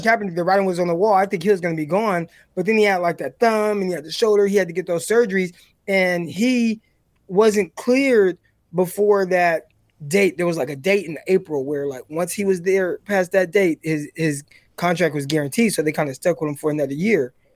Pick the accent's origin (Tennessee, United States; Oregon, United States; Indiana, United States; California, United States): California, United States; Stockton; coming from Stockton, Northside. Like, I grew up around Crips